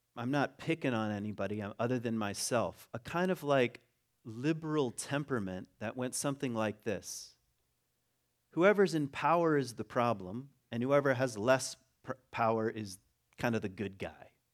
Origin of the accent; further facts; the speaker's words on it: United States; also born or lived in Ada, Michigan; I'm an American